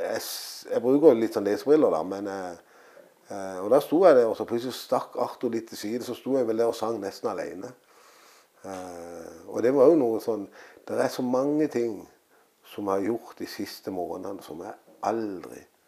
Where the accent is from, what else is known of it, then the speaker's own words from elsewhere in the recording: Søgne, Agder, Norway; her jeg er født og oppvokst